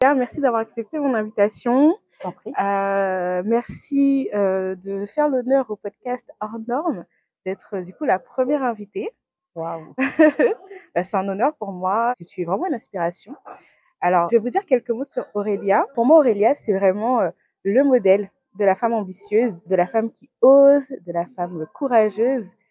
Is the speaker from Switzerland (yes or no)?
no; Guadeloupe; also born or lived in Metropolitan France; now in France; je viens de la Guadeloupe.